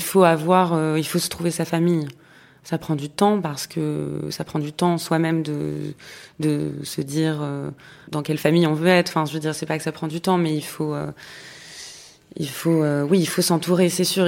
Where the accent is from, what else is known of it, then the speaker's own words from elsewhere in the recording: Paris, Île-de-France, France; J'ai grandi à Paris.